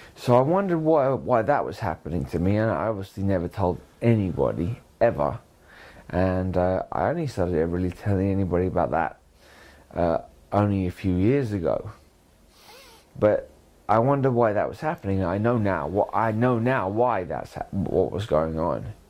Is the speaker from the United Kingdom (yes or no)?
yes; Canterbury, South East England, United Kingdom; also born or lived in Brighton / Lewes / Hastings; I moved to Canterbury, Canterbury, when I was uh, nine